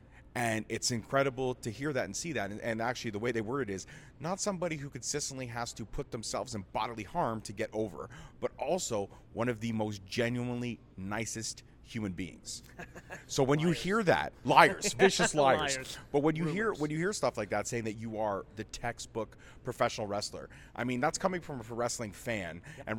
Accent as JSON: {"language": "English", "country": "Canada", "said": "I was going to say, we're Canadian. We play hockey."}